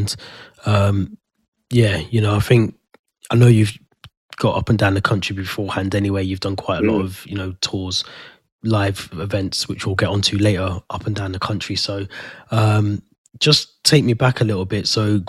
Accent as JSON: {"language": "English", "town": "Birmingham", "region": "West Midlands", "country": "United Kingdom", "said": "obviously I'm from Birmingham as well, but you know, I speak to some people and they're like, are you from Birmingham? I'm like, yeah, from Birmingham. And they're like, you don't sound like it."}